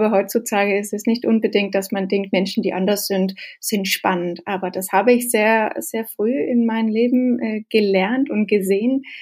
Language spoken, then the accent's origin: German; Norway; German is a second language; also born or lived in Denmark; Ich bin, ich komme ursprünglich aus Dänemark, ähm, aber mit zwölf hat meine Eltern sich entschieden, dass wir fahren nach Norwegen und deswegen bin ich in eine kleine Dorf in Norwegen groß geworden und habe da natürlich Norwegisch gelernt.